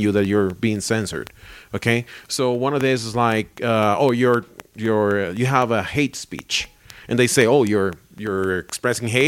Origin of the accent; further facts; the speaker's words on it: Caracas, Capital District, Venezuela; moved away as an adult; also born or lived in Barquisimeto, Venezuela; now in Colombia; I went to Caracas, which is my hometown, is our capital in Caracas.